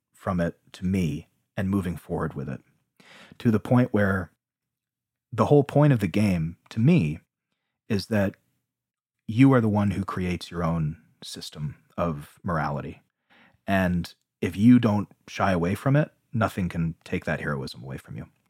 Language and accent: English; United States; growing up in America